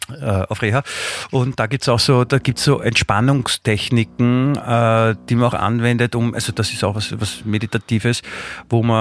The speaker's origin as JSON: {"language": "German", "region": "Vienna", "country": "Austria", "tie": "born or raised there", "said": "ich bin ja Wiener, ich bin ja hier aufgewachsen, ich komme ja eh nicht raus aus meiner Haut"}